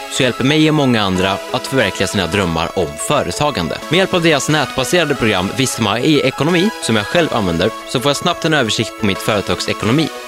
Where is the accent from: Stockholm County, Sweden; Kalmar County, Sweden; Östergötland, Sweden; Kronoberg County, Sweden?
Stockholm County, Sweden; Stockholm; born or raised there